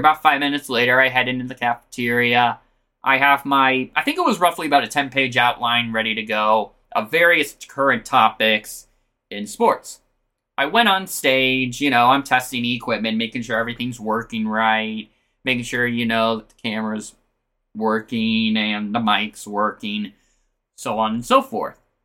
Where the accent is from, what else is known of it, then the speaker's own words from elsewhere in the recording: Omaha, Nebraska, United States; I'm from Omaha